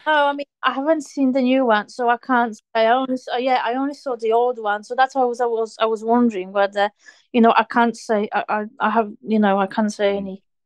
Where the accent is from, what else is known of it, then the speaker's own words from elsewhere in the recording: Poland; moved away; I'm originally from Poland